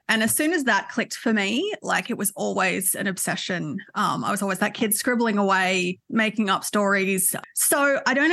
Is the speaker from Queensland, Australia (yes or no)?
no; Newcastle, New South Wales, Australia; It is. It is so beautiful. I was really lucky enough to be back there earlier this year for the Newcastle Writers Festival